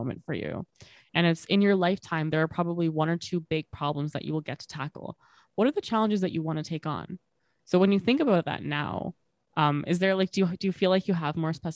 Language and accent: English; Bangladesh; I'm from Bangladesh